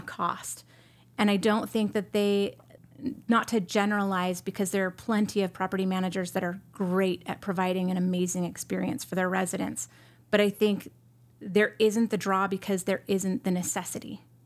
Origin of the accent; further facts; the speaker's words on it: San Jose, California, United States; moved away as an adult; also born or lived in Bay Area, California / Arizona; I was born in San Jose, California